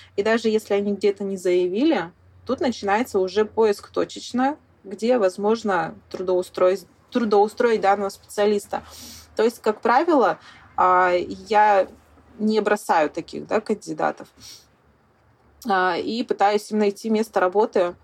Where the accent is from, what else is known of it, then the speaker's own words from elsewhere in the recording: Sakhalin Oblast, Russia; also born or lived in Khabarovsk; я коренная жительница Сахалинской области. Родилась и выросла я на севере Сахалина.